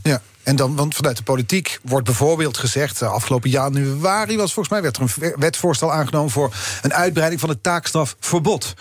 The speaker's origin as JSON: {"language": "Dutch", "country": "Netherlands", "said": "wij als Nederlanders"}